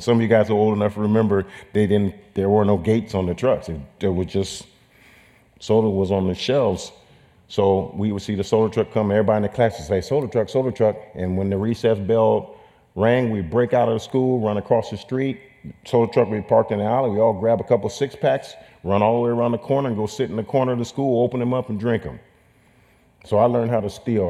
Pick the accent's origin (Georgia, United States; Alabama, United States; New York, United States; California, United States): California, United States; Sacramento; I was raised in Sacramento, California